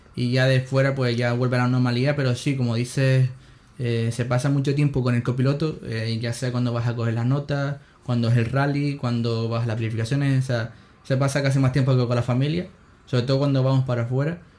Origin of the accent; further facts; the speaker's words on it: Canary Islands, Spain; soy canario